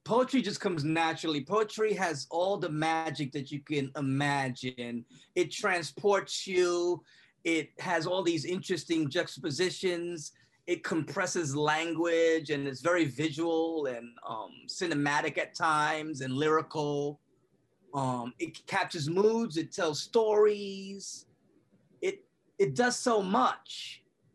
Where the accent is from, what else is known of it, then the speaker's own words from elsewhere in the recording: New York City, New York, United States; I grew up in the Bronx, in the Troznik Housing Projects, back in the 70s and 80s